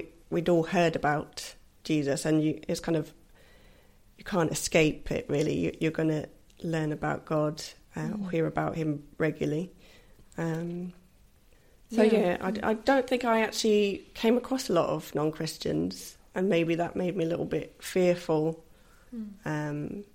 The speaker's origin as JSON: {"language": "English", "town": "Basingstoke", "region": "South East England", "country": "United Kingdom", "tie": "born or raised there", "also_born_or_lived": "Scotland", "said": "We grew up in Basingstoke. Mm. My family's originally from Scotland, but we moved for my dad's job"}